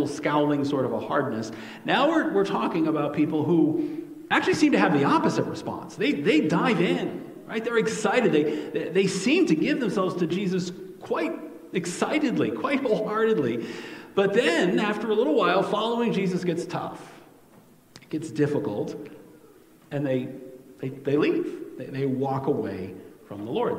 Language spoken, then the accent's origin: English; New York, United States; now in Iowa, United States; the kind of soil I grew up with in New York